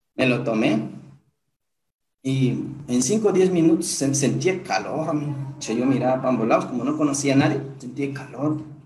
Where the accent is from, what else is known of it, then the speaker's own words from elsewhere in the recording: Huancabamba, Piura, Peru; now in Piura, Peru; Soy de Huancabamba, pero de ahí a un distrito todavía, de un distrito a un caserío, de ese caserío a un sector